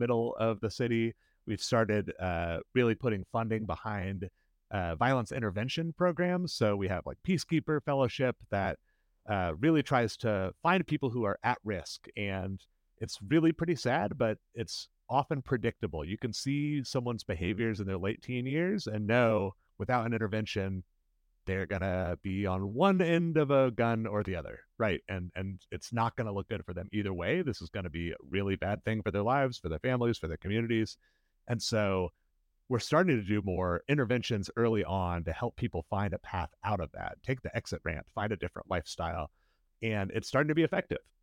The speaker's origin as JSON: {"language": "English", "town": "Indianapolis", "region": "Indiana", "country": "United States", "tie": "born or raised there", "said": "I grew up in Irvington, which is a neighborhood most people have heard of if they've heard of any Indianapolis neighborhoods"}